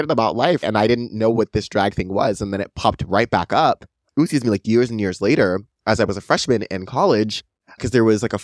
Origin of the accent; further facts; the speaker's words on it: San Diego, California, United States; Born and raised here my entire life